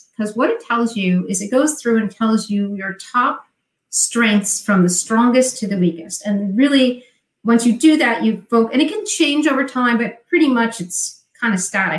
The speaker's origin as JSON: {"language": "English", "region": "New Jersey", "country": "United States", "accent": "Jersey", "said": "My Jersey accent"}